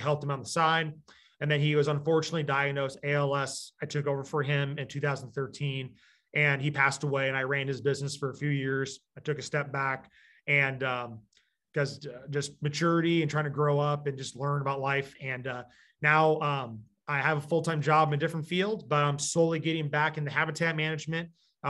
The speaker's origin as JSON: {"language": "English", "region": "Michigan", "country": "United States", "also_born_or_lived": "Iowa", "said": "I'm originally from Michigan, but we moved to Southeast Iowa, 2004."}